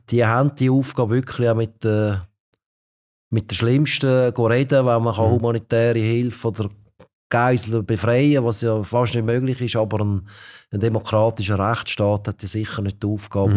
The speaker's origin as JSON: {"language": "German", "country": "Switzerland", "said": "als Schweizer"}